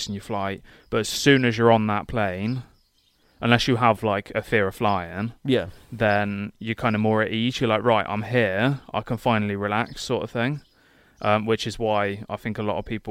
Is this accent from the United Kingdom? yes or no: yes; England, United Kingdom; we're from here. Because we're from England